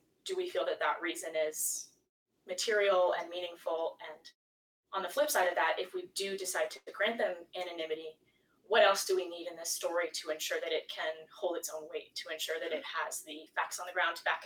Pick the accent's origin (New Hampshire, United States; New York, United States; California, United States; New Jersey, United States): New Hampshire, United States; Gilford; I grew up in Guilford. I still live in Guilford.